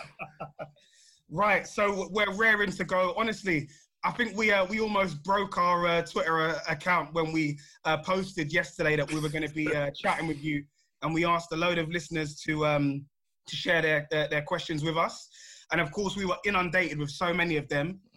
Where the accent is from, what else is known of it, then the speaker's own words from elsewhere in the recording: London, United Kingdom; my fellow South Londoners